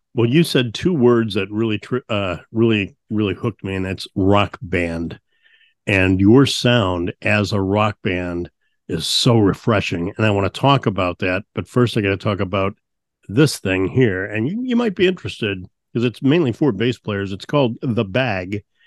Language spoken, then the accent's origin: English; St. Louis, Missouri, United States; growing up in St. Louis, the blues is a strong influence